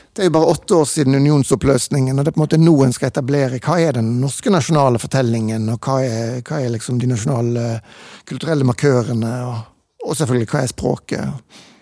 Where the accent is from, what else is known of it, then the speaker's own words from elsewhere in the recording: Bergen, Vestland, Norway; jeg er jo eh, født og vokst opp i Bergen